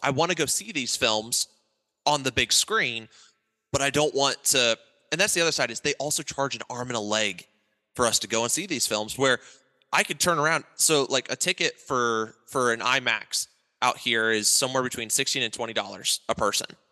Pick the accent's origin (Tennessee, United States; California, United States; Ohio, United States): Ohio, United States; I grew up in Ohio